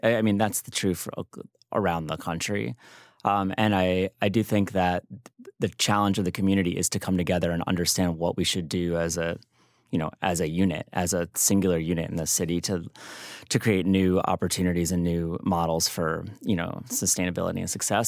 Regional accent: New Haven, Connecticut, United States; moved away as an adult; now in Chicago, United States; I'm not from Chicago, but I've lived there for thirty years. I'm actually from New Haven

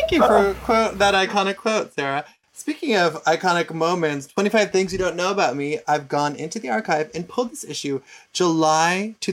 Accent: Canada; Number 19, I'm Canadian and I don't really care about hockey, about which I feel guilty.

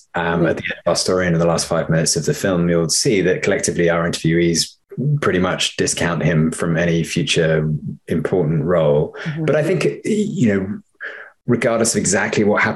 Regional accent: United Kingdom; now in United States; as a British filmmaker living in the US and working here

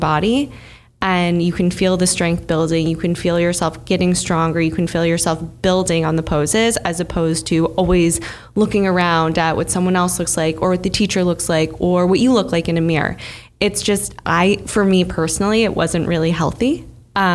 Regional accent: Bloomfield Hills, Michigan, United States; now in New York, United States; I grew up in Bloomfield Hills, Michigan

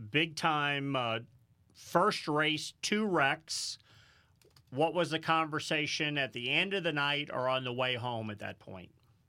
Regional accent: St. Louis, Missouri, United States; moved away; we're from St. Louis originally, my whole family, Rusty, Kenny, and myself. Yep. And so we've all ended up migrating to this area.

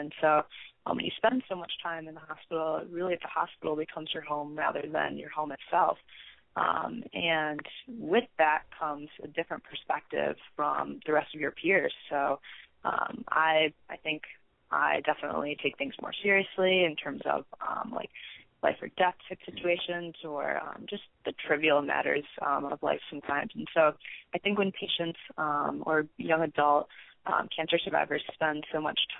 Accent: Michigan, United States; So I am from Michigan, but I'm currently a freshman undergrad at Arizona State University in their Honors College.

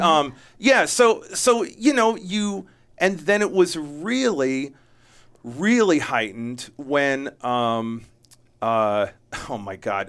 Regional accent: Jamestown, New York, United States; I was born in upstate New York

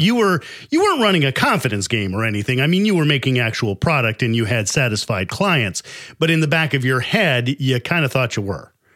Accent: Chicago, Illinois, United States; I'm from Chicago

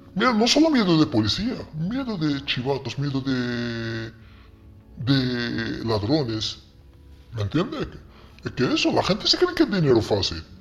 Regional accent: Morocco; Spanish is a second language; also born or lived in Ceuta / Marbella; now in Spain; yo en ese momento ya teníamos internet en Marruecos

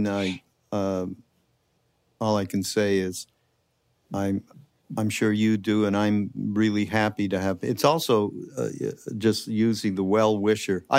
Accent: Canada; now in United States; I'm from Canada originally, so it's a little different for me, just because I grew up in such a monolithic kind of a thing

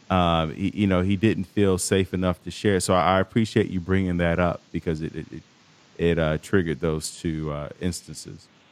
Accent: Chicago, Illinois, United States; I'm from Chicago

